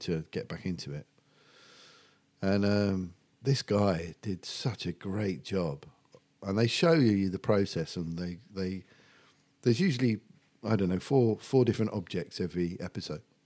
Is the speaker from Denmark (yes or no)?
no; Medway, South East England, United Kingdom; born or raised there; also born or lived in Epping, Essex